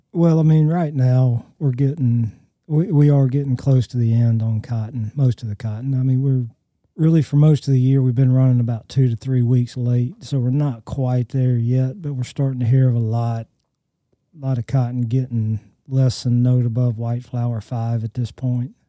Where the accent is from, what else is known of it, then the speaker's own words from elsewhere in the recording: Alabama, United States; I grew up in Alabama and went to the Birmingham Zoo